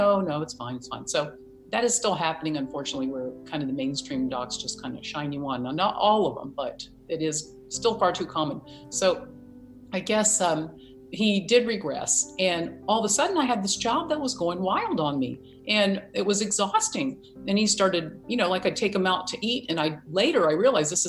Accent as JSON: {"language": "English", "region": "Virginia", "country": "United States", "moved": "yes", "said": "I'm from Virginia originally, and I have spent time on a farm."}